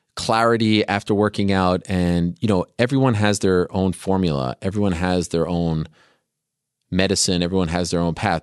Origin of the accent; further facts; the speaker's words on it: Canada; moved away; when I was growing up in Canada